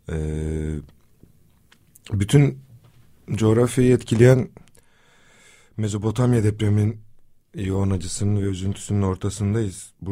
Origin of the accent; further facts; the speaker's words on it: Kızıltepe, Mardin, Turkey; E, depreme de memlekette, kendi memleketimde Kızıltepe'de yakalandım.